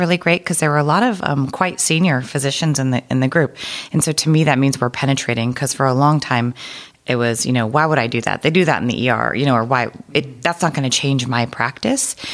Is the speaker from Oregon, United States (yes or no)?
yes; Oregon, United States; moved away as an adult; also born or lived in Boston; I am from Oregon